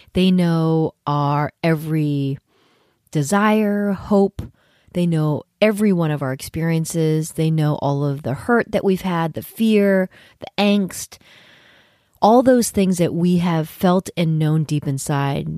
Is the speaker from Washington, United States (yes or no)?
no; San Francisco Bay Area, California, United States; born or raised there; moved away as an adult; also born or lived in New York City